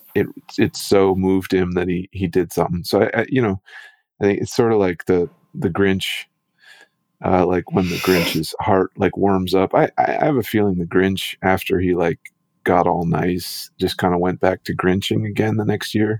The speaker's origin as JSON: {"language": "English", "region": "Midwest", "country": "United States", "tie": "born or raised there", "moved": "yes", "said": "I grew up in the in the Midwest"}